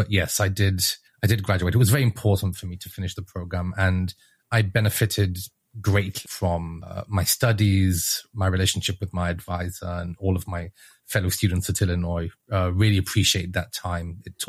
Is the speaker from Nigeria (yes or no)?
no; Israel; accent: British; moved away as an adult; now in United States; I'm originally from Israel, although I don't sound like it because my parents are both English and somehow I inherited the British accent. And I moved to the US in 2012 with my wife for graduate school originally.